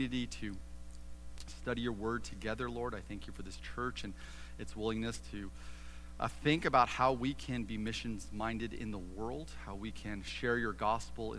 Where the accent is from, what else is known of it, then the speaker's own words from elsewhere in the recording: Southern California, United States; moved away as an adult; now in Ohio, United States; I was born and raised in Southern California